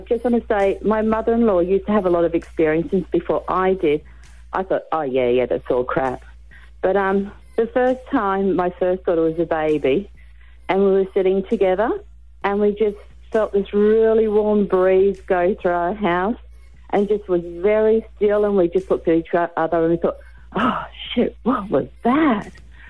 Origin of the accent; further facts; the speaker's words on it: Gold Coast, Queensland, Australia; I come from the Gold Coast.